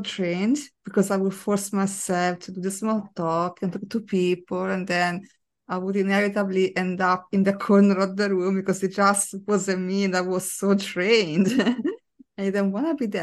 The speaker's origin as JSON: {"language": "English", "country": "Italy", "tie": "born or raised there", "moved": "yes", "lives_now": "London, United Kingdom", "said": "growing up in Italy"}